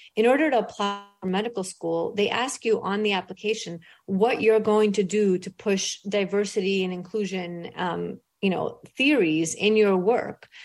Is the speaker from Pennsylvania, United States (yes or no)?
no; New York City, New York, United States; English is a second language; moved away as an adult; now in Florida, United States; I grew up in a rough part of Brooklyn. I grew up poor. I was an immigrant. I didn't speak English until I went to school